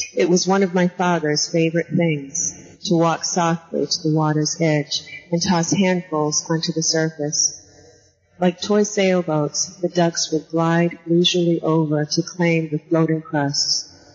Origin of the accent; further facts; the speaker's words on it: New Bedford, Massachusetts, United States; I grew up in Massachusetts uh, on the on the coast in New Bedford, Mass